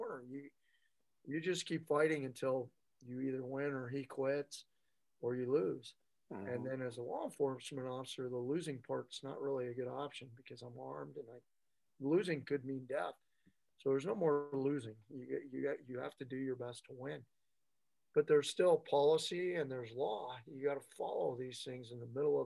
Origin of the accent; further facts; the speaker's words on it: United States; We're both American-born brothers